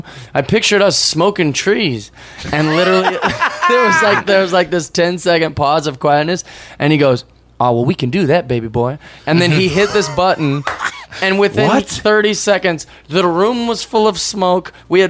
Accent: Seattle, Washington, United States; And I'm from Seattle.

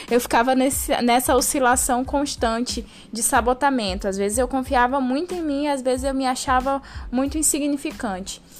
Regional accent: Santarém, Pará, Brazil; now in Londrina, Brazil; eu vim de Santarém, no Pará, vim morar em Londrina, aqui no Paraná, no norte paranaense

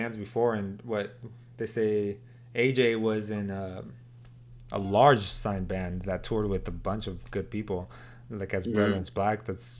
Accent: El Centro, California, United States; I'm from Southern California, El Centro.

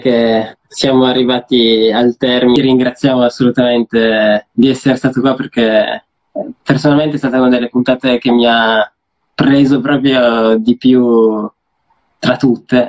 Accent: Turin, Piedmont, Italy; noi siamo di Torino

